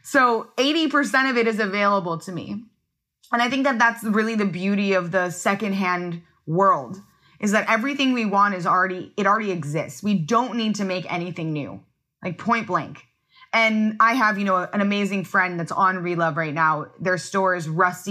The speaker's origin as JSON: {"language": "English", "town": "Los Angeles", "region": "California", "country": "United States", "tie": "born or raised there", "said": "I grew up in Los Angeles, California"}